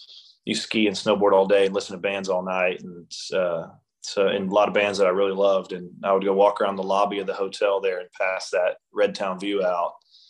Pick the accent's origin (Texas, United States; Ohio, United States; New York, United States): Texas, United States; Conroe; moved away as an adult; also born or lived in Austin; he had moved back home to Conroe and I had moved back to home to Conroe for a few months.